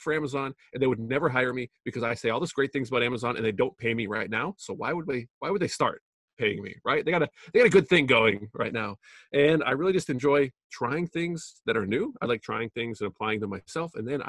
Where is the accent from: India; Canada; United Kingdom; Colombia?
Canada; now in United States; I'm originally from Canada. I moved to the United States. I did the legal immigration thing, which is super hard to do, I found out.